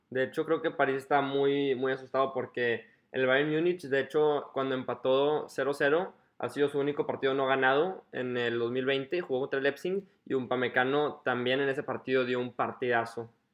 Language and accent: Spanish; Mexico; como mexicano